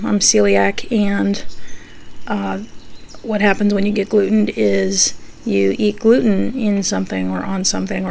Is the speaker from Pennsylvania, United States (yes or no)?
yes; Pennsylvania Dutch territory, United States; I'm from Pennsylvania Dutch territory